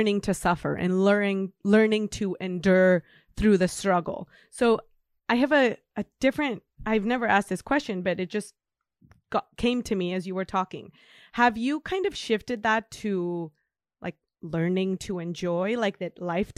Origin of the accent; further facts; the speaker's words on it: Mexico; now in United States; I'm from Mexico.